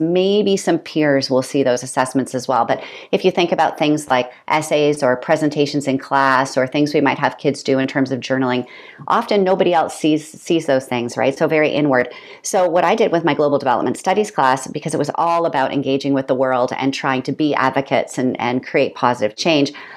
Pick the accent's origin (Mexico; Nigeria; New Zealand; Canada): Canada; moved away as an adult; also born or lived in Peterborough, Ontario / South Korea / Kenya / China; I'm a Canadian